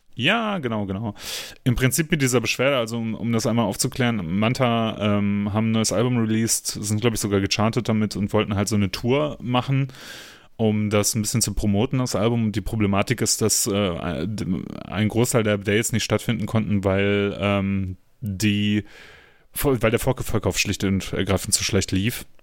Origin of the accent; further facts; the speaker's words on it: Germany; bei uns in Deutschland